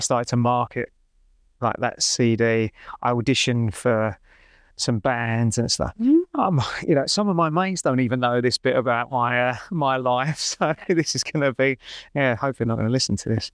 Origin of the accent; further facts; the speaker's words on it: London, United Kingdom; I grew up in North East London